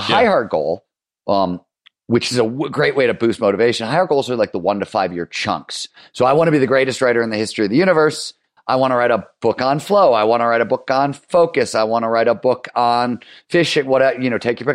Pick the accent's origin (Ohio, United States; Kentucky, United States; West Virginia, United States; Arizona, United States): Ohio, United States; Cleveland; also born or lived in Chicago; I am from Chicago, but I grew up in Cleveland